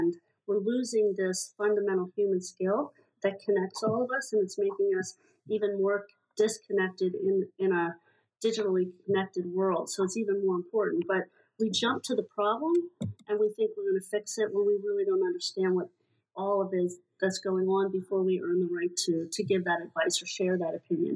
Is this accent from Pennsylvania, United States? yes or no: yes; Hershey, Pennsylvania, United States; I grew up in Hershey, Pennsylvania